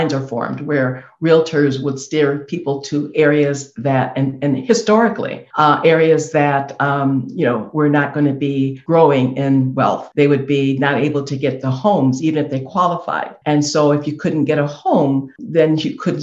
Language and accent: English; Rockford, Illinois, United States; I'm from Rockford